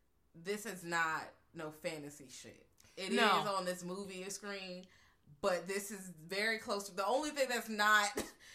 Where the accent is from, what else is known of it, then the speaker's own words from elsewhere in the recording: Virginia, United States; I am from Virginia, y'all.